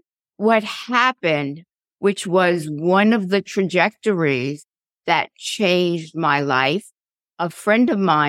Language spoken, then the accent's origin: English; New York City, New York, United States; I grew up in a suburb of New York called Queens.